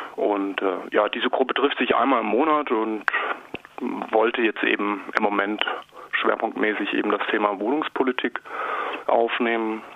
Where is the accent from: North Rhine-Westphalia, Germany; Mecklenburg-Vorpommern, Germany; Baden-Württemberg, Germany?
Baden-Württemberg, Germany; Kirchzarten; also born or lived in Freiburg; Ich bin ja eigentlich gebürtiger Kirchzartner